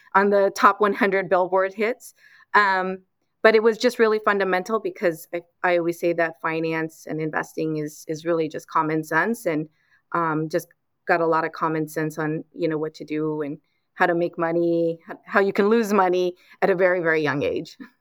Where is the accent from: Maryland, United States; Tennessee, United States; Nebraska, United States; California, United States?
California, United States; Los Angeles; I grew up in Los Angeles